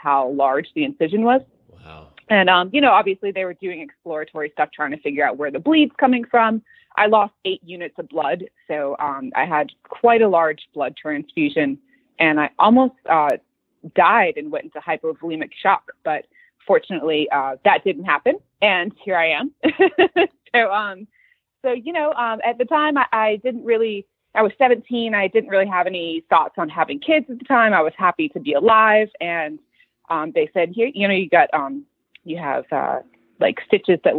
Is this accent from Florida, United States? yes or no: yes; Florida, United States; moved away as an adult; now in Dallas, United States; So we are from Florida, my husband, Michael, and I, currently living in Dallas, Texas